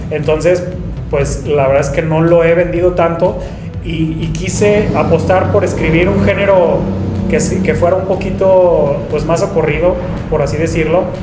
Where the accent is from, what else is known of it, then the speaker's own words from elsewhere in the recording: León, Guanajuato, Mexico; born there; also born or lived in Puebla; una vez que regreso de, Puebla hacia León, porque yo nací en León, Guanajuato, empecé a estudiar la carrera de lengua y literatura.